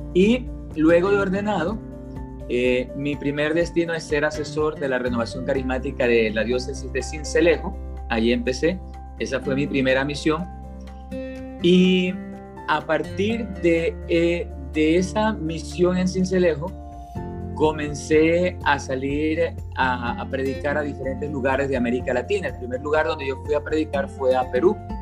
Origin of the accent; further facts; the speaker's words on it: Esmeraldas, Ecuador; moved away as an adult; also born or lived in Quito, Ecuador / Colombia / Dominican Republic; yo nací en el Ecuador, soy de ecuatoriano, nací en una ciudad a orillas del Océano Pacífico, con playa, se llama Esmeraldas